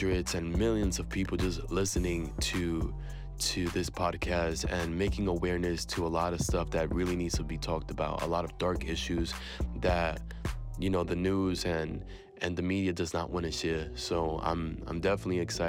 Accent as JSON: {"language": "English", "town": "New York City", "region": "New York", "country": "United States", "tie": "born or raised there", "said": "I was born and raised in New York City in the Bronx. My parents are from Puerto Rico"}